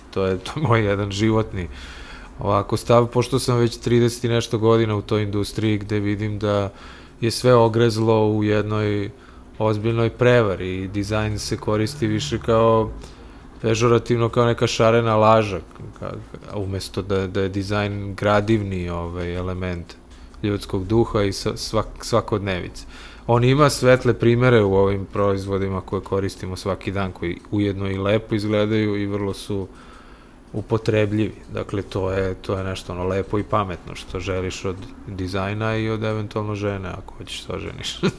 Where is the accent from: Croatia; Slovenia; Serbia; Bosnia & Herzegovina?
Serbia; Belgrade; also born or lived in Sweden; odavde iz Beograda sam otišao 92 da dovršim studije u Švedsku